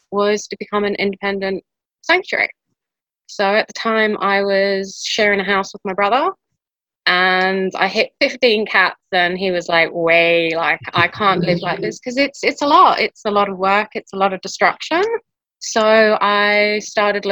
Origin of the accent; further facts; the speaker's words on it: South Africa; now in Belize; Growing up in South Africa